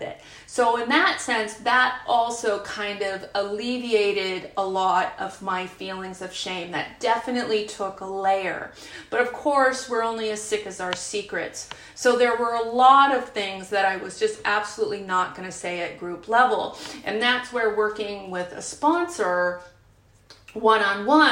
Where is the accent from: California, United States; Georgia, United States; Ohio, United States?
California, United States; San Francisco Bay Area; I'm from the San Francisco Bay Area, and I was in San Francisco in the 90s